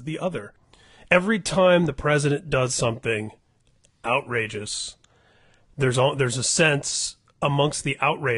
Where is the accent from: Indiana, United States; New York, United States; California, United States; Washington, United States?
Indiana, United States; both of us having been born and bred in Indiana